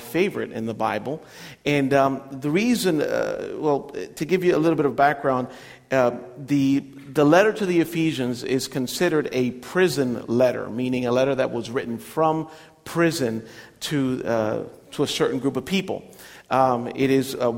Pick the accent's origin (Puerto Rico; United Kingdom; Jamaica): Puerto Rico; moved away as an adult; now in United States; Growing up in Puerto Rico was a little bit difficult to grow up with it because it's an Italian last name